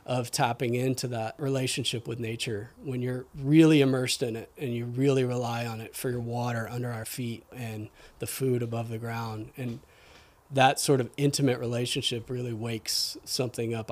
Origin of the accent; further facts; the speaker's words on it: Houston, Texas, United States; moved away as an adult; also born or lived in Austin, Texas / Northern California; now in Whidbey Island, United States; I grew up in Houston and then moved to, spent most of my adult life in Austin.